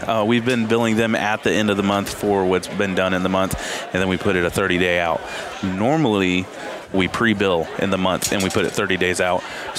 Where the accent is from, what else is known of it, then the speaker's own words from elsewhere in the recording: El Dorado, Kansas, United States; I'm from El Dorado, Kansas.